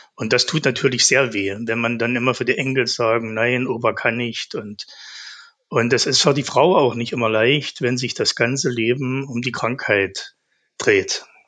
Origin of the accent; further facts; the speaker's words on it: Zeitz, Saxony-Anhalt, Germany; also born or lived in Naundorf; Ich bin geboren in Zeitz. In einem Ort in Naundorf haben wir gelebt, genau neben einer Kohlefabrik.